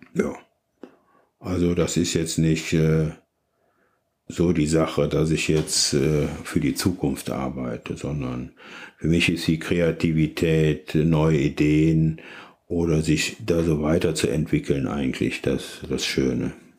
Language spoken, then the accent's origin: German; Leverkusen, North Rhine-Westphalia, Germany; now in Cologne, Germany; Ich komme aus Leverkusen